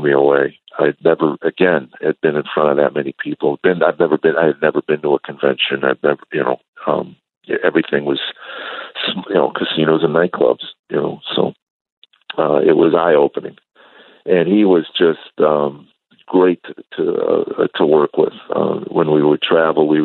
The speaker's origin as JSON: {"language": "English", "area": "suburbs of Chicago", "region": "Illinois", "country": "United States", "tie": "born or raised there", "said": "I grew up actually in the suburbs of Chicago, a small town"}